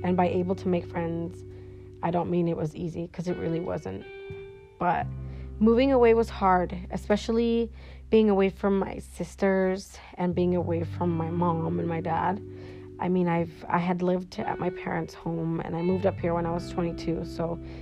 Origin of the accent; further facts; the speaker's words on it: Sunnyvale, California, United States; also born or lived in Mexico; now in Washington, United States; I was born in Mexico, but I was brought to the United States when I was 7. And I was actually in California, Northern Cali, so Sunnyvale, California